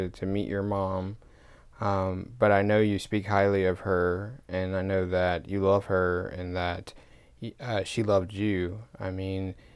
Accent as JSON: {"language": "English", "region": "Georgia", "country": "United States", "moved": "yes", "lives_now": "Seattle, United States", "said": "when I go back to Georgia"}